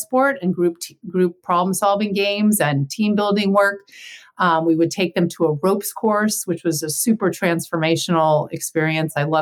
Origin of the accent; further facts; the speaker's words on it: Santa Barbara, California, United States; I grew up in Santa Barbara